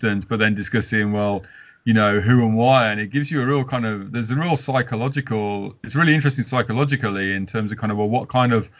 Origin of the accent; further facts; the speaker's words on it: Walsall, West Midlands, United Kingdom; I'm from Walsall